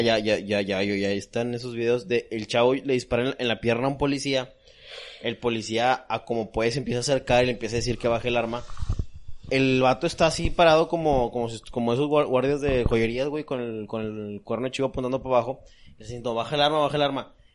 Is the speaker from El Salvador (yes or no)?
no; Mexico; Yo como mexicano